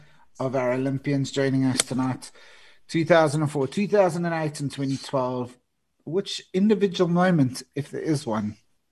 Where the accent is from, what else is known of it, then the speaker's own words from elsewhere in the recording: South Africa; as a South African hockey watcher